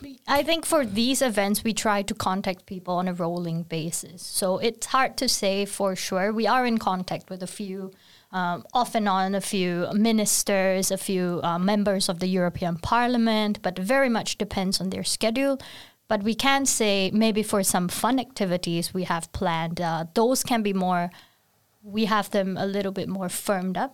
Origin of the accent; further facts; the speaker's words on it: Singapore; now in Sweden; I'm from Singapore, very far away from Sweden